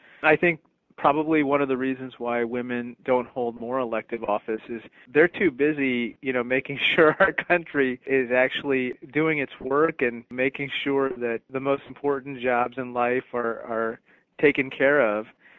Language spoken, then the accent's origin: English; Peoria, Illinois, United States; also born or lived in India; I was born in India, came to the United States when I was 3 months old, and I grew up in Peoria, Illinois, which is where my parents have lived for, 40 years.